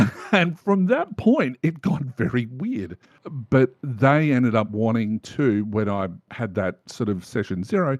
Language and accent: English; Australia; I'm an Australian